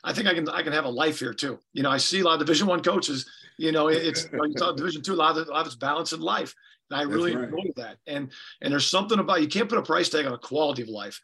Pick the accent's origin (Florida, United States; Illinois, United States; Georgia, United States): Illinois, United States; Macomb; now in Mankato, United States; I grew up in McComb, Illinois, at Western Illinois University, where my dad coached there